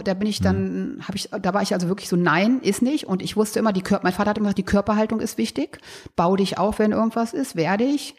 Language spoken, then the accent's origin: German; a village near Braunschweig, Lower Saxony, Germany; ich bin ja auf dem Dorf groß geworden